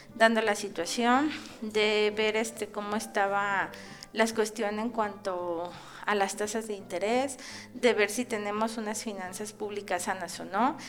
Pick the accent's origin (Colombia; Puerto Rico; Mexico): Mexico; como investigadores, como académicos y como este mexicanos